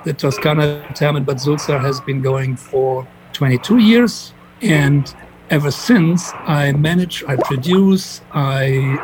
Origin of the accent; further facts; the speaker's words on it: Frankfurt, Hesse, Germany; Frankfurt, which was my hometown.